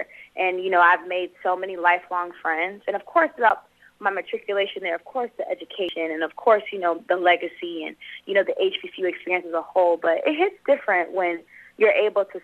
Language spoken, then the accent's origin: English; Los Angeles, California, United States; also born or lived in Atlanta; I grew up in South Central L.A., born and raised here.